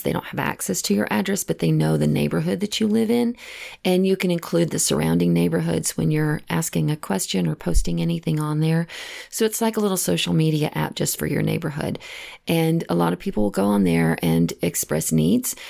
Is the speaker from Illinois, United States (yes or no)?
no; Texas, United States; moved away; I know I'm originally from Texas and all of my family still lives back